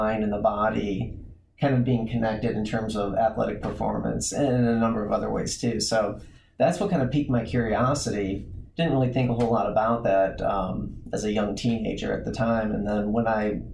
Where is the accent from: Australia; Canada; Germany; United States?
United States; St. Louis, Missouri; moved away; I'm originally from the Midwest. I'm a St. Louis guy, and grew up playing all different kinds of sports